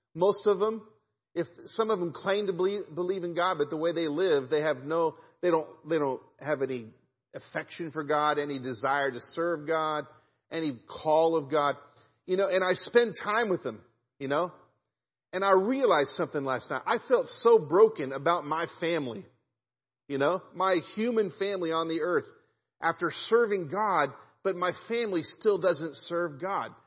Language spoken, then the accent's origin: English; Kansas City, United States; I grew up in Kansas City